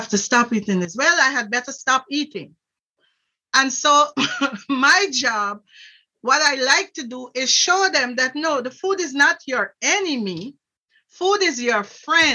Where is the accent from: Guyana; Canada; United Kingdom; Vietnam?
Guyana; now in Worcester, Ohio, United States; I'm originally from Guyana, South America